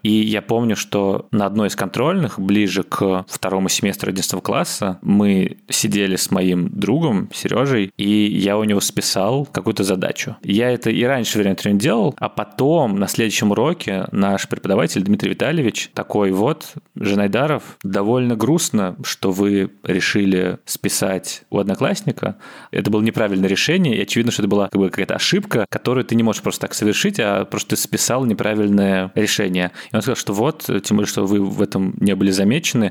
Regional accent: Moscow, Russia; moved away as an adult; Это мой родной город, где я родился, где я вырос

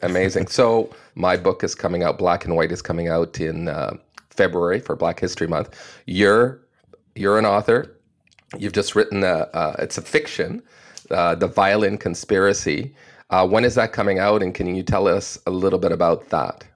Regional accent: Canada; as a Canadian

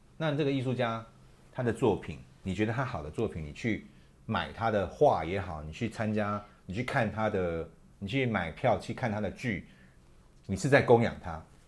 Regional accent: Taiwan; 我是台湾人然后我生活在这块土地

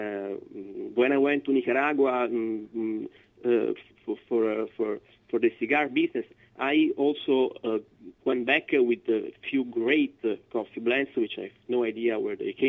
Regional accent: Florence, Tuscany, Italy; moved away; I am from Florence, so I grew up in Tuscany

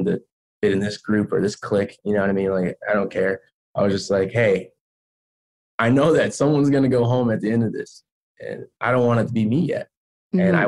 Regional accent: Chicago, Illinois, United States; I'm from Chicago

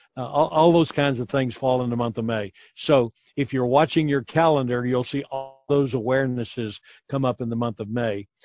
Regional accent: United States; we as American

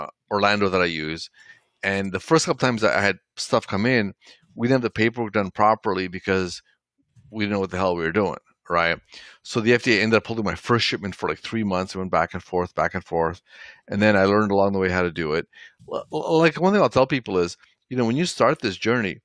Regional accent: Toronto, Ontario, Canada; I grew up in Toronto, Canada.

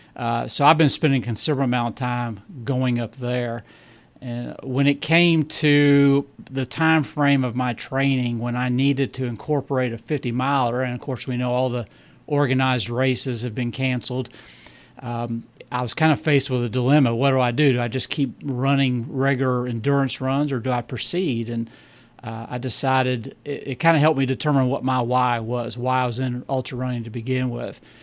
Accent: Bowling Green, Kentucky, United States; accent: southern; I'm from Bowling Green, Kentucky.

